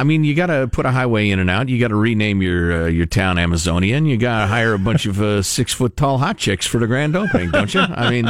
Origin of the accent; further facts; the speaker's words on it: United States; Hell yeah, because I'm American.